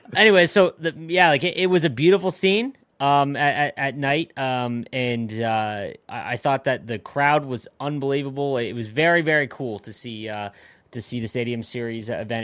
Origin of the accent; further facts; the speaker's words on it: Canada; I'm from Canada